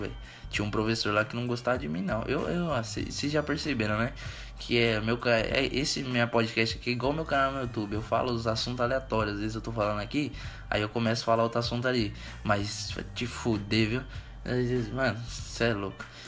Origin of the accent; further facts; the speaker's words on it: Suzano, São Paulo, Brazil; Eu sou de Suzano, Suzano São Paulo.